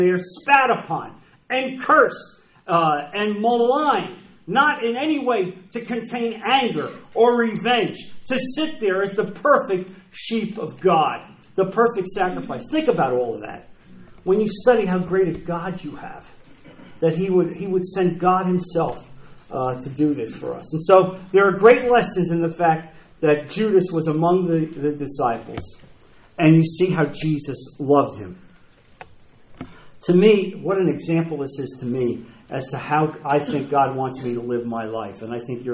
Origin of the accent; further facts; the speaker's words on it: New Jersey, United States; moved away; I'm from New Jersey.